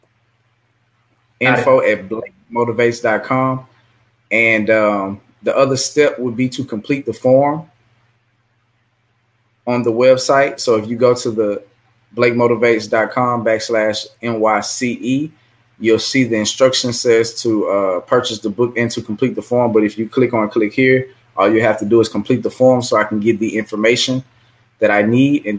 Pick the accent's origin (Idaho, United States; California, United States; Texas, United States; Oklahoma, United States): Texas, United States; Missouri City; also born or lived in Lafayette, Louisiana / Abbeville, Louisiana / Kaplan, Louisiana / Houston, Texas; I grew up in Missouri City once I moved